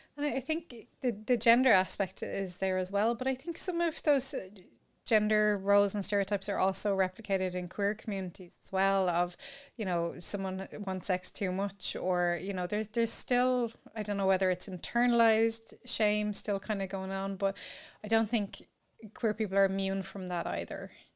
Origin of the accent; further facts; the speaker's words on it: Ireland; growing up in Ireland